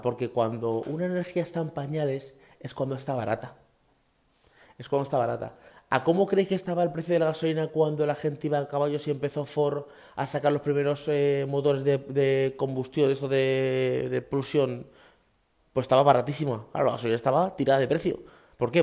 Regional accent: Guadalupe, Extremadura, Spain; en mi pueblo, en Guadalupe, en Cáceres

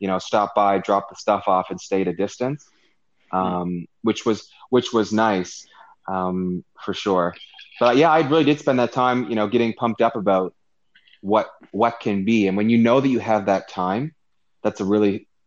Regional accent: Canada; also born or lived in Hong Kong; I'm gonna be living in my home country, home province

